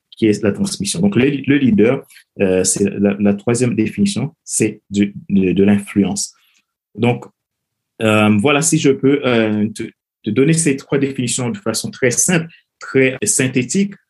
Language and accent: French; Haiti; moved away as an adult; je suis originaire de Haïti, donc j'ai grandi dans un pays